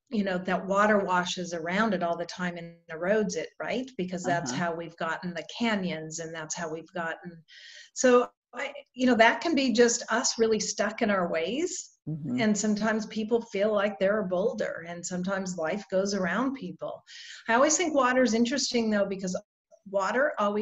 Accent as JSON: {"language": "English", "town": "Reno", "region": "Nevada", "country": "United States", "tie": "born or raised there", "also_born_or_lived": "Australia", "moved": "yes", "lives_now": "Jacksonville, United States", "said": "I was born and raised in Reno, Nevada"}